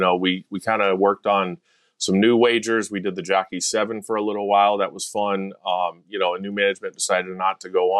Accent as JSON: {"language": "English", "town": "Shreveport", "region": "Louisiana", "country": "United States", "tie": "born or raised there", "also_born_or_lived": "Arizona / Texas", "moved": "yes", "said": "I was born in Shreveport, Louisiana. My dad worked at Louisiana Downs"}